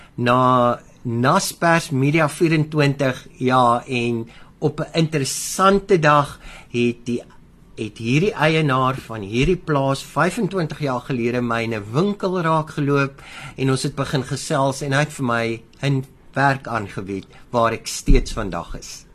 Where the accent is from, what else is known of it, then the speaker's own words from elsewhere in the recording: Baardskeerdersbos, Western Cape, South Africa; Ek is op die plaas Remhoogte. So ja, ek is op 'n plaas gebore, nie in 'n hospitaal nie. Ehm um, naby Baartskeer is Bos, tussen Gansbaai en Baartskeer is Bos.